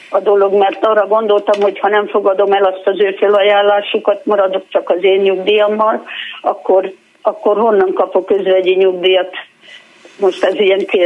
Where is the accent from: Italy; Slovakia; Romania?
Romania; Transylvania; now in Hungary; Én, mi Erdélyből jöttünk, de 31 éve itt éltünk, és a férjemnek a kevés munkaide, munkaviszonya volt itt Magyarországon